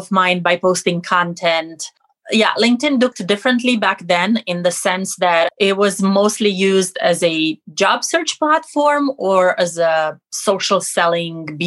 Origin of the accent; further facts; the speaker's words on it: Romania; moved away as an adult; now in United States; I'm originally from Romania, living in the States for the last 15 years.